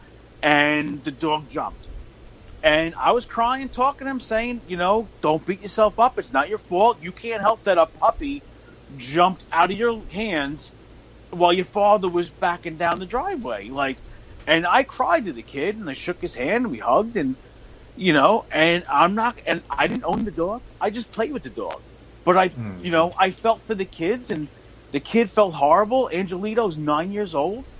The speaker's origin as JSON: {"language": "English", "town": "New York City", "region": "New York", "country": "United States", "tie": "born or raised there", "said": "I grew up in the 80s, and I grew up in Queens, New York"}